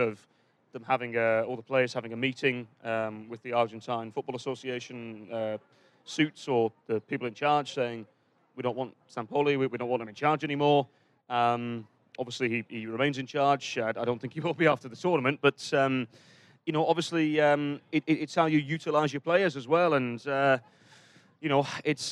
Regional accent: England, United Kingdom; We're English

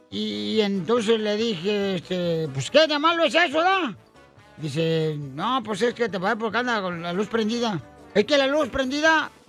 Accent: Guadalajara, Jalisco, Mexico; Soy de Guadalajara, Jalisco.

